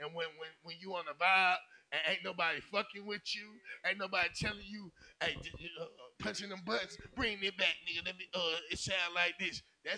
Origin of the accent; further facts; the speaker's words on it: Atlanta, Georgia, United States; I'm from Campbellton Road. I'm from the SWAT.